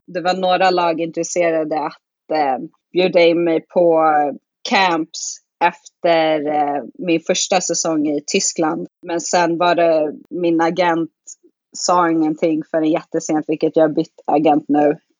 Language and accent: Swedish; Sweden; moved away as an adult; also born or lived in Muncie, Indiana, United States; det är ingen som tror att jag är svensk förrän jag börjar prata svenska